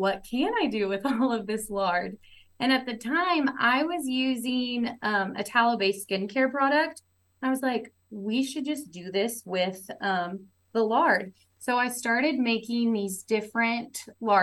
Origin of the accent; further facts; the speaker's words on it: Tulsa, Oklahoma, United States; I'm from Oklahoma, born and raised in Tulsa